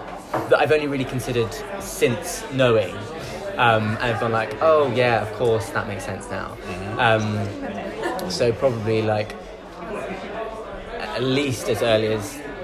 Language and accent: English; High Wycombe, South East England, United Kingdom; I'm 22, and I was born in High Wycombe in Buckinghamshire.